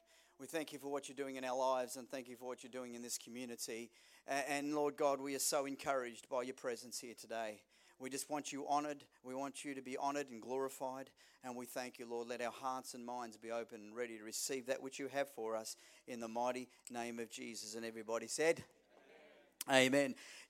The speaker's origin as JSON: {"language": "English", "town": "Melbourne", "region": "Victoria", "country": "Australia", "tie": "born there", "said": "she was born in England, I was born in Melbourne"}